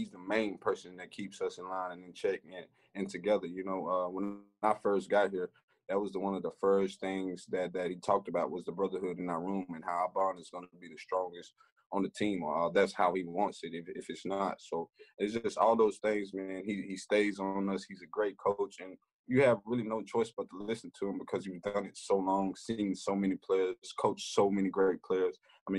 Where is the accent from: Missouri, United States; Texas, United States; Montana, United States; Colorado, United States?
Texas, United States; Elkhart; moved away; I have a lot of love in my hometown. You know, I grew up there. I've been down there since I was in diapers